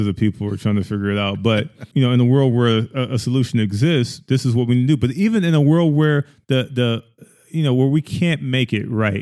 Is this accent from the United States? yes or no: yes; the South, United States; I grew up in the South.